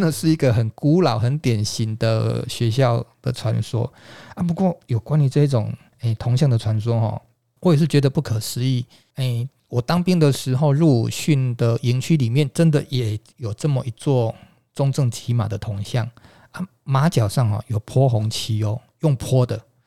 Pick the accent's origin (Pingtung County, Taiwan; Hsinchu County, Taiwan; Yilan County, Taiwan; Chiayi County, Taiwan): Chiayi County, Taiwan; rural Chiayi; now in Kaohsiung, Taiwan; 那我的家乡哈，是在嘉义的乡下地方